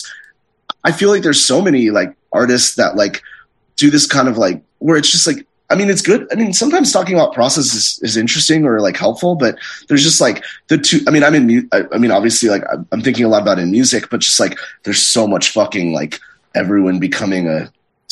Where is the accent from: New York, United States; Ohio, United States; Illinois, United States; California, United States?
California, United States; Santa Monica; growing up in Santa Monica